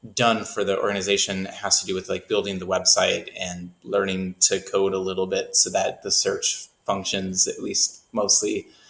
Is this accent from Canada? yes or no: yes; Canada; now in Nashville, United States; I grew up in Canada